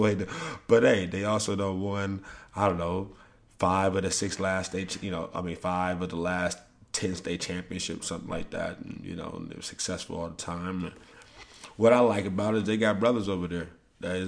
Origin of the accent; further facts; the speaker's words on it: St. Louis, Missouri, United States; moved away; I'm from St. Louis